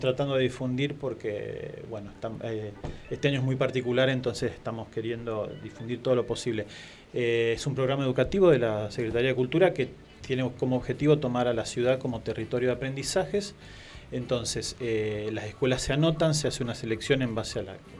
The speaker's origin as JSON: {"language": "Spanish", "town": "Marcos Juárez", "region": "Córdoba", "country": "Argentina", "tie": "born or raised there", "accent": "tonadita, not classic Cordoban", "moved": "yes", "said": "en mi pueblo, Marcos Juárez"}